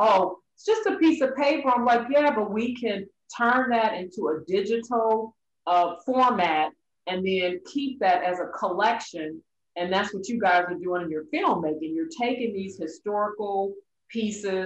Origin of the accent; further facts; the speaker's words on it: Detroit, Michigan, United States; I am a native Detroiter, born and raised in Detroit